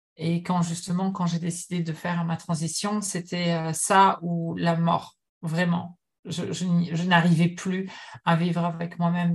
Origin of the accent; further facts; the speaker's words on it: France; moved away as an adult; also born or lived in United States / Japan; now in Montreal, Canada; Je suis née en France, de parents français, mais j'ai longtemps, j'ai passé beaucoup de temps aux États-Unis lorsque j'étais adolescente